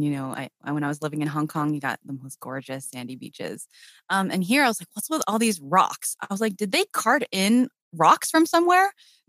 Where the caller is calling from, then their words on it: Brighton, South East England, United Kingdom; also born or lived in London; I'm calling in from the lovely Brighton, UK. It's a seaside town, sort of a straight shot south from London. We escaped here sort of during the pandemic when London was scarier.